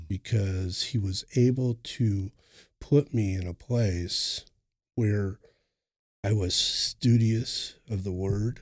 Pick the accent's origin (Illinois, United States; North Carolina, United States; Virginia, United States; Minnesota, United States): Minnesota, United States; Cannon Falls; moved away as an adult; now in Oklahoma, United States; I'm originally from Minnesota, Cannon Falls, Minnesota. I was, uh, raised during my adolescence there.